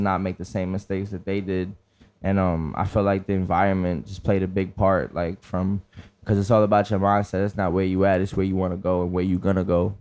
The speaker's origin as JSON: {"language": "English", "town": "New York City", "region": "New York", "country": "United States", "tie": "born or raised there", "said": "being from the Bronx"}